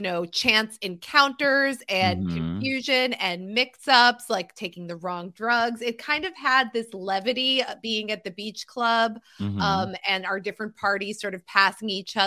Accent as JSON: {"language": "English", "region": "New Jersey", "country": "United States", "tie": "born there", "said": "So I was born in New Jersey."}